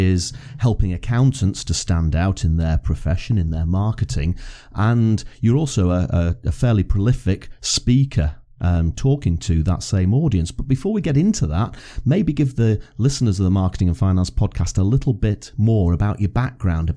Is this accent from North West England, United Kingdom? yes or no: yes; Blackpool, North West England, United Kingdom; I was brought up in Blackpool in Lancashire.